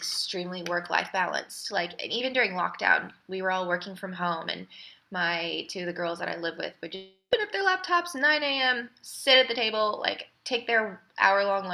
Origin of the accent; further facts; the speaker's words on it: United States; moved away; as an American